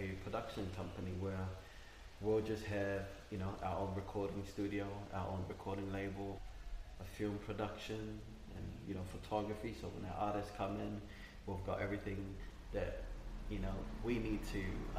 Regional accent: Cook Islands; also born or lived in Mitiaro; I was born here in Rarotonga. My family comes from Mitiaro. I only know my mum's side, so I was brought up by my mum

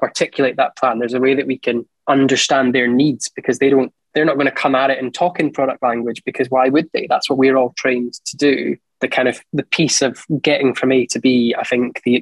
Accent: Edinburgh, Scotland, United Kingdom; born in Edinburgh, school in Edinburgh, university in Edinburgh

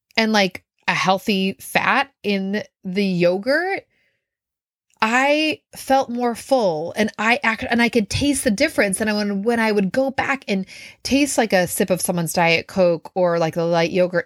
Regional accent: Minnesota, United States; I grew up in Minnesota

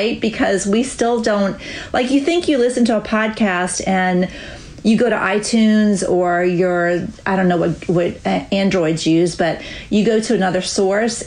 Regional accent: Louisiana, United States; also born or lived in Florida; now in North Carolina, United States; I am a Southern girl. I grew up in Louisiana, and then my family moved to Florida, and then we moved to North Carolina.

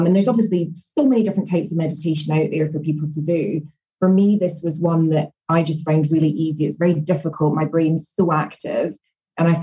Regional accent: Scotland, United Kingdom; moved away as an adult; also born or lived in London; I was from Scotland, so moving down to London and getting a job

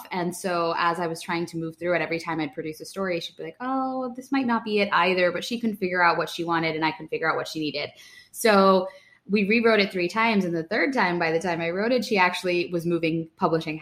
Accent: central Pennsylvania, United States; moved away as an adult; now in New York, United States; central Pennsylvania, which is where I'm from

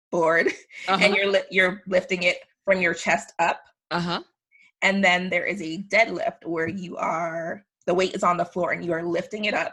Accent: New York, United States; also born or lived in Antigua; now in Colorado, United States; I am originally from the West Indies, um, mm-hmm. so Antigua. I mm-hmm. grew up in New York, and after mm-hmm. many, many travels, I have finally landed in Colorado

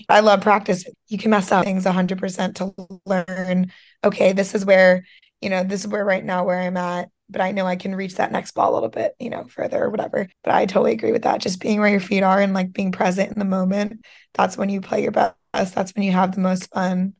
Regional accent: Schwenksville, Pennsylvania, United States; also born or lived in Georgia; I am from Pennsylvania. Um, I lived in Georgia for a few years as well, but born, raised mostly Pennsylvania

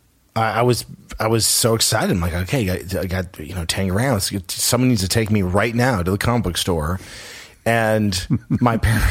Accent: Los Angeles, California, United States; growing up in Los Angeles because everyone, it's a small community if you grow up here

